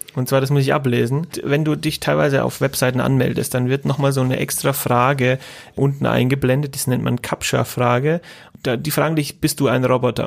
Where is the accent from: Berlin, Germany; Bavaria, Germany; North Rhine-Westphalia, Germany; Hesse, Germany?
Bavaria, Germany; accent: Franconian; Eher Fränkisch